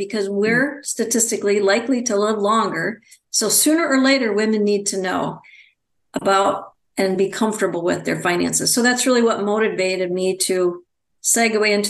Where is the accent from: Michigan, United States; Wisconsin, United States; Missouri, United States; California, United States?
Wisconsin, United States; now in Phoenix, United States; I'm originally from Wisconsin.